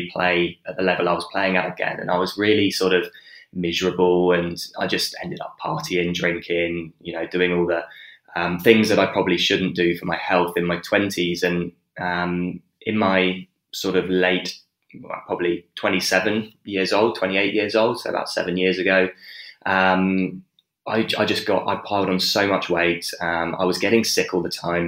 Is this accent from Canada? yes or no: no; Dorset, South West England, United Kingdom; moved away as an adult; now in Perth, Australia; I grew up in Dorset, which is south coast.